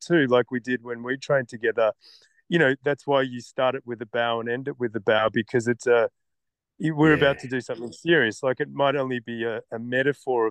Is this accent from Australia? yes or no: yes; Australia; moved away as an adult; now in Denmark; I grew up in Australia.